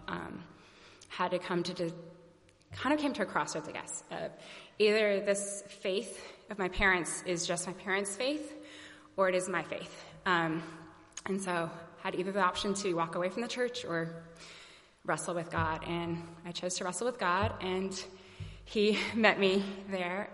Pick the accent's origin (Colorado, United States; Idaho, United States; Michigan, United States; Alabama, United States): Alabama, United States; now in St. Louis, United States; I was actually born here in St. Louis, moved away and um, to Alabama, I was raised in Alabama